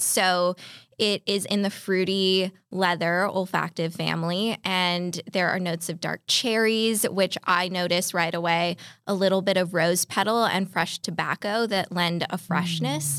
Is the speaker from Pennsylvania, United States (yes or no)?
no; California, United States; I grew up in California